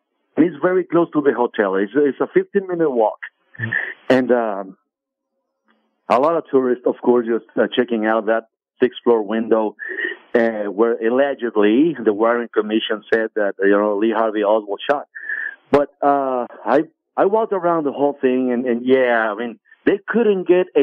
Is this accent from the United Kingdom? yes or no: no; Guadalajara, Jalisco, Mexico; moved away; people from the state of Jalisco, where I'm from. Yes. I'm from Guadalajara